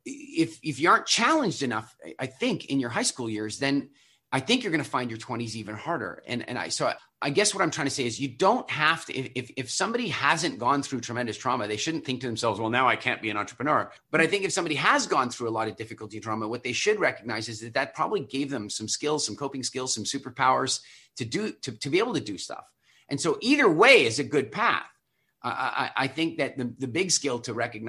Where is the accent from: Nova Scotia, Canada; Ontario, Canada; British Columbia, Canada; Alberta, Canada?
Nova Scotia, Canada; Halifax; moved away; I moved back to my hometown, Halifax